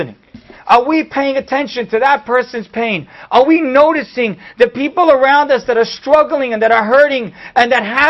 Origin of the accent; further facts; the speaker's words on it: United States; we're American